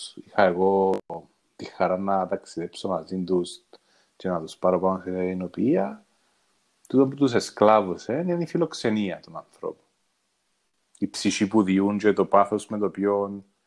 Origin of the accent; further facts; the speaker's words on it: Cyprus; Είναι ο τόπος μου τούτος. Ναι, οι άνθρωποι είναι ο τόπος μου. Ε, νιώθω, τώρα νιώθω σπίτι μου, νιώθω πατρίδα μου. Κάπου δαμέ ανήκω